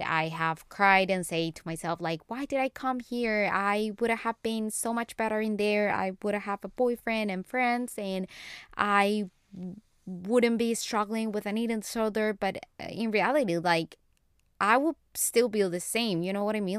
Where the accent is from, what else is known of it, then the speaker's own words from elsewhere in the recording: Colombia; English is a second language; now in United States; I learned English when I was in Colombia, when I was a little kid, when I was four years old.